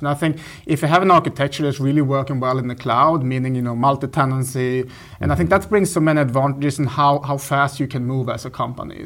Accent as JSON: {"language": "English", "region": "northern Sweden", "country": "Sweden", "tie": "born or raised there", "moved": "as an adult", "lives_now": "Berlin, Germany", "said": "I grew up in the north of Sweden"}